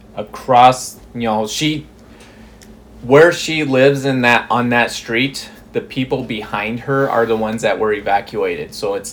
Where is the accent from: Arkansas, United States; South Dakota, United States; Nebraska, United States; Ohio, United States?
South Dakota, United States; Rapid City; moved away as an adult; now in Bismarck, United States; But I'm originally from Rapid City, South Dakota, born and raised. I came up to Bismarck in 2015, January of 2015.